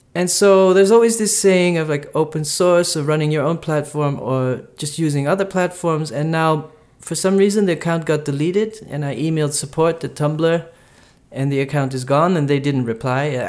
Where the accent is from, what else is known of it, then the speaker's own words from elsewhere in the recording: Brazil; I'm from Brazil